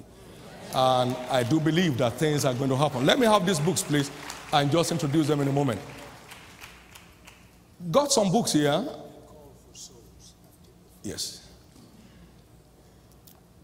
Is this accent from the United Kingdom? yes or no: no; Nigeria; I came all the way from Nigeria